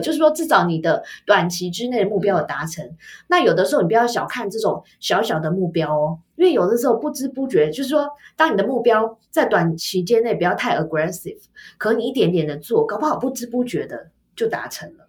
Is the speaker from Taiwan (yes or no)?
yes; Taiwan; 我们台湾人